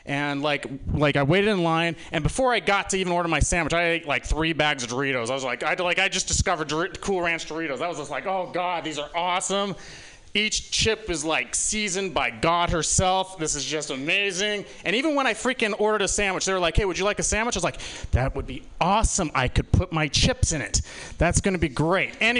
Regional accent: Utah, United States; now in San Francisco, United States; I was born here in San Francisco, but I grew up in Utah

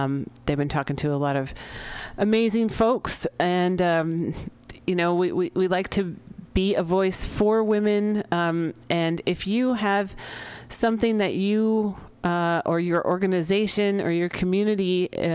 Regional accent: San Francisco, California, United States; in the Mission District of San Francisco, my hometown

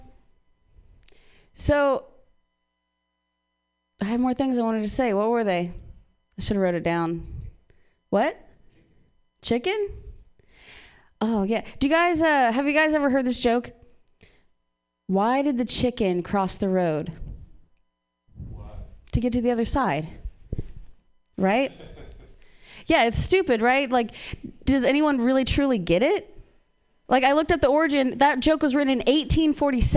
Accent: Ohio, United States; now in California, United States; I'm from Ohio

